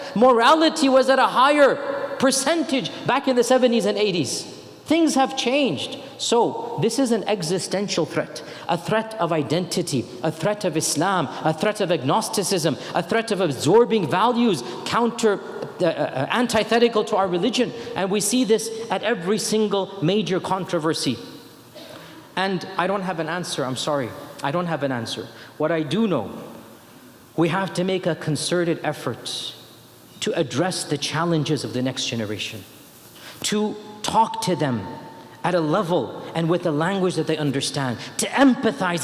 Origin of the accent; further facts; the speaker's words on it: United States; I was born in America.